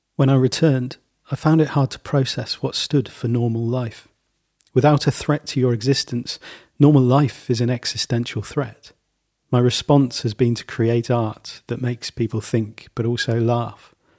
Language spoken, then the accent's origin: English; Leamington Spa, West Midlands, United Kingdom; my hometown, Leamington Spa